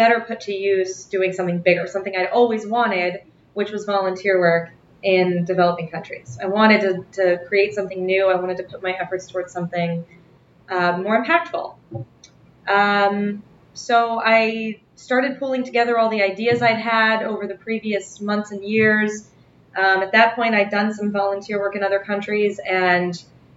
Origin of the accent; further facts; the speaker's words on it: Las Vegas, Nevada, United States; now in New York, United States; I'm from Las Vegas originally